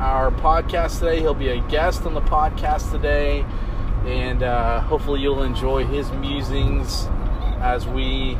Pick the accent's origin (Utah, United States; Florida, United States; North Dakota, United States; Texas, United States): Texas, United States; Houston; I grew up in the Houston area, and I grew up when it was the Astrodome